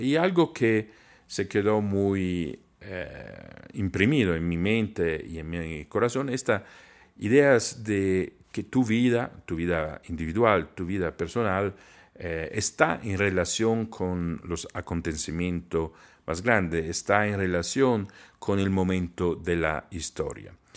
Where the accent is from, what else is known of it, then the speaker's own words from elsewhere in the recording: Trento, Trentino-Alto Adige, Italy; Spanish is a second language; moved away; en mi ciudad natal